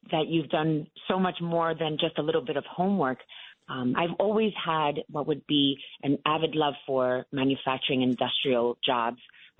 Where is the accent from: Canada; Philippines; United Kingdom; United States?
United States; New York City, New York; I was born and raised in Williamsburg